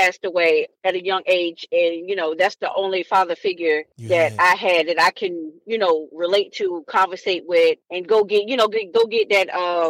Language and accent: English; Norfolk, Virginia, United States; I was born in Park Place, but I was raised in Norfolk.